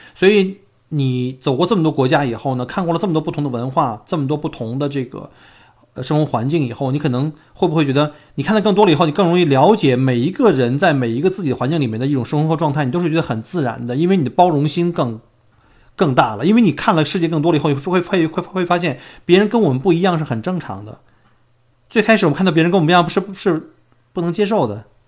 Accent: China; now in Melbourne, Australia; 因为我们作为中国人

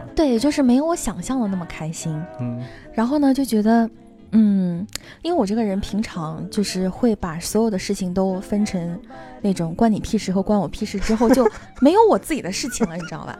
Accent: Northeast China, China; 作为一个东北人

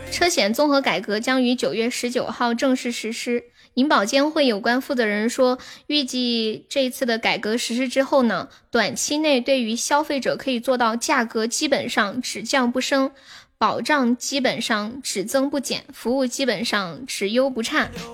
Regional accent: Chongqing, China; accent: Sichuanese; 你晓得我也是重庆的哇？

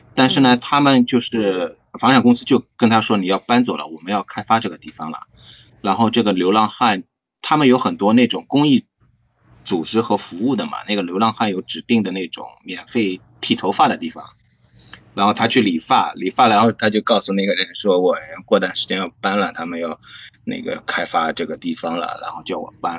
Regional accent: China; 像我们中国

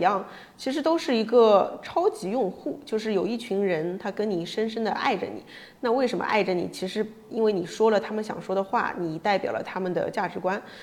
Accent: China; moved away as an adult; also born or lived in New York, United States; 我一个中国人在美国做营销

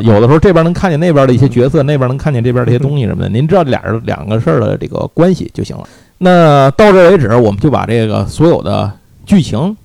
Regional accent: Tianjin, China; 我小时候是在天津

